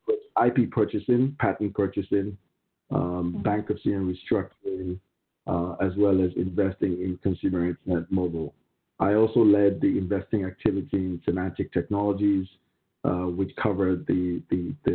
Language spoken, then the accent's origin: English; Nigeria; moved away as an adult; also born or lived in Pennsylvania, United States; I was raised in Nigeria, graduated as a lawyer, started out my career as an oil and gas lawyer as well as a corporate lawyer